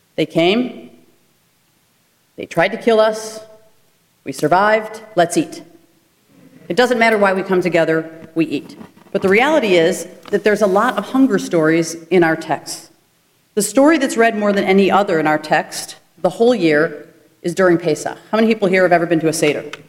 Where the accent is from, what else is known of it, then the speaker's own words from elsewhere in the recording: United States; We as Jews and as American citizens